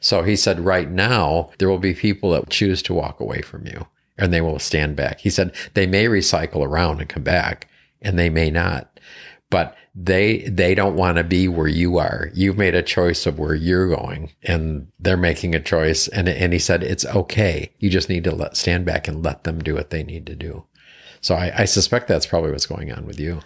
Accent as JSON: {"language": "English", "region": "East Coast", "country": "United States", "also_born_or_lived": "Seattle", "moved": "yes", "said": "originally from the East Coast"}